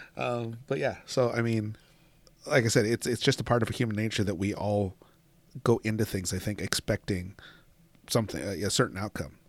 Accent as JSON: {"language": "English", "region": "Washington", "country": "United States", "tie": "born or raised there", "moved": "yes", "said": "I grew up in Washington"}